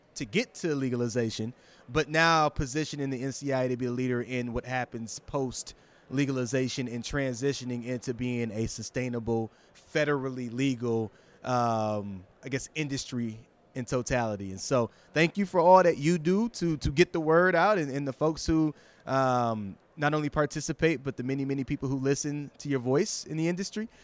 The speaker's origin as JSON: {"language": "English", "region": "Michigan", "country": "United States", "tie": "born or raised there", "said": "I'm not from Detroit proper, but from Michigan"}